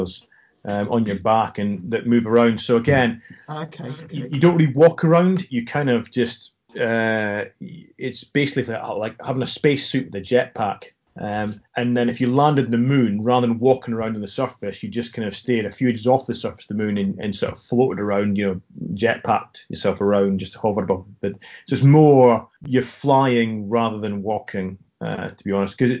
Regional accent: Scotland, United Kingdom; accent: Scottish

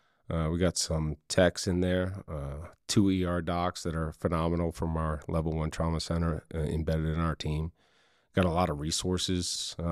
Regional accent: Florida, United States; also born or lived in Michigan; I was born in Michigan, just outside of the suburbs of Detroit, and moved down to South Florida in the early 90s. And my parents got a transfer there for work.

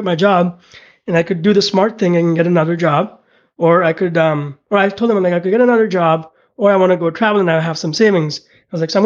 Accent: India; also born or lived in Pittsburgh / Connecticut / San Francisco; now in United States; growing up in India, two of my uncles

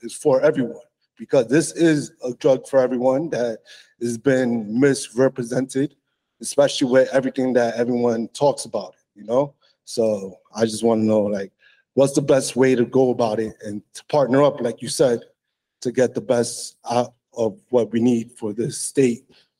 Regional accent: New York, United States; moved away; So I'm from New York originally

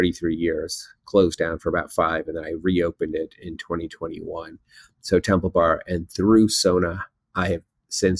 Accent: United States; I was born in America, so I feel American

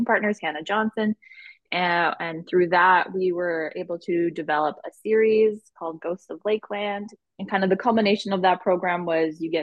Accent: Winnipeg, Manitoba, Canada; I'm from Winnipeg, born and raised, been here my whole life

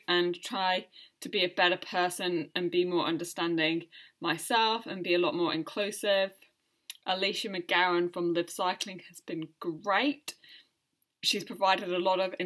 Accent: United Kingdom; moved away as an adult; now in New Zealand; I'm a British woman living in New Zealand. I have been for the last 5 years

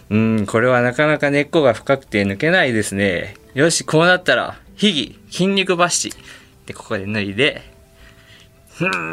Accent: Tsuyama, Okayama, Japan; born or raised there

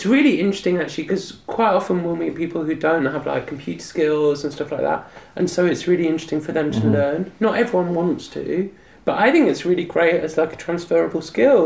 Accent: England, United Kingdom; I'm from England

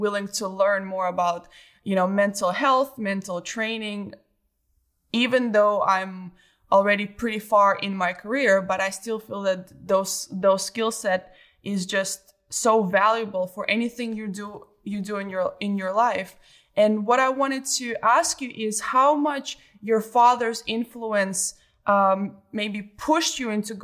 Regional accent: Belarus; I grew up in Belarus

